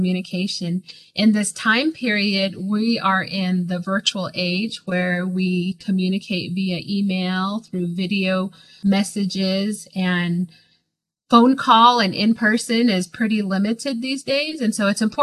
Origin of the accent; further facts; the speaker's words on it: Blue Gap, Arizona, United States; also born or lived in New Mexico; I am from the communities of Blue Gap, Arizona